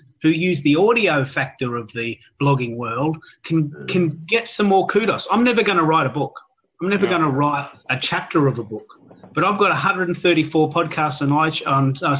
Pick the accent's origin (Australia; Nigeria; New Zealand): Australia; also born or lived in Melbourne, Australia; I'm an Aussie